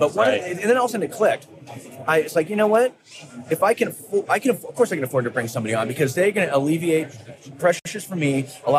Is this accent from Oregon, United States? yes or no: yes; south of Portland, Oregon, United States; I was born in Portland, grew up south of Portland, and then ended up moving back.